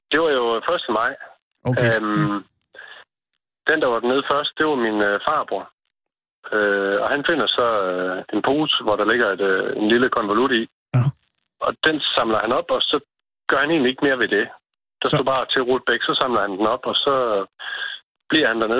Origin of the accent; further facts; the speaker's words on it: Mors, North Denmark Region, Denmark; Jeg er født og opvokset på Mors